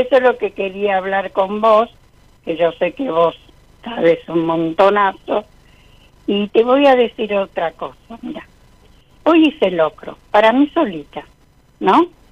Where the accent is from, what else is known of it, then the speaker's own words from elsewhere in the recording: Isidro Casanova, Buenos Aires Province, Argentina; De Isidro Casanova